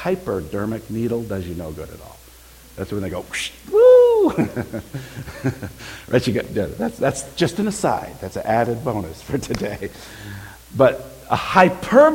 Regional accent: California, United States; As a kid, I grew up in the state of California.

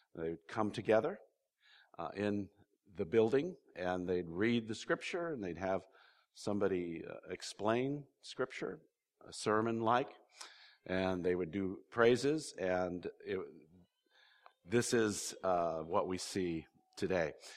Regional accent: California, United States; I'm a Californian

